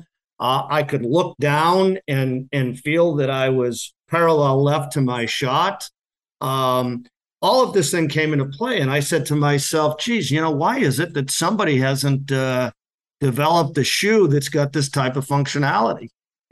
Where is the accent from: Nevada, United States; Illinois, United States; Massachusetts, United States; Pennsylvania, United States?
Massachusetts, United States; now in New Hampshire, United States; I'm originally from Massachusetts. I live in New Hampshire now